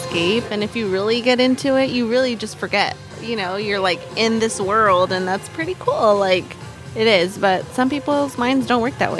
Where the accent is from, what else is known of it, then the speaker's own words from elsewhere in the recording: Salinas, California, United States; I grew up in Creekbridge